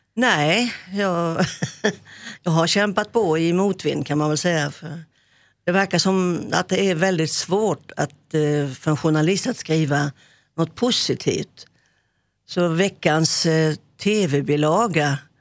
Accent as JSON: {"language": "Swedish", "town": "Hylte", "region": "Halland County", "country": "Sweden", "tie": "born or raised there", "also_born_or_lived": "Växjö", "moved": "as an adult", "said": "jag flyttade från eh, Hylte, min, eh, mitt adoptivhem, gården upp till Växjö"}